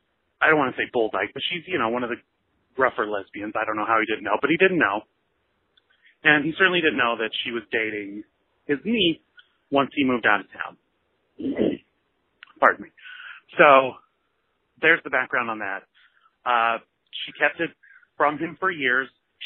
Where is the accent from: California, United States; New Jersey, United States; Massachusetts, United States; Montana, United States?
Montana, United States; I grew up in Montana.